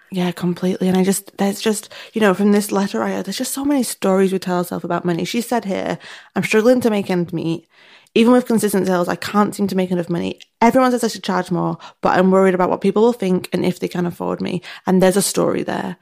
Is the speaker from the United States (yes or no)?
no; United Kingdom; we're British